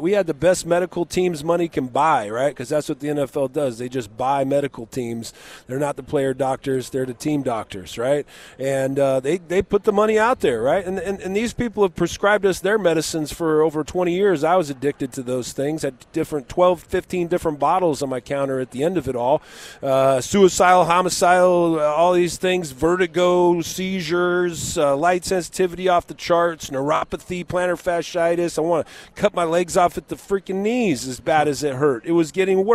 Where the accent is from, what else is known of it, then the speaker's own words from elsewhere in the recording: Southern California, United States; I grew up in Southern California.